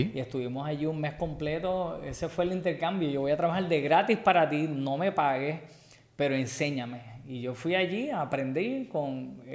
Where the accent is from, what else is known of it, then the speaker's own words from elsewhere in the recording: Puerto Rico; Soy boricua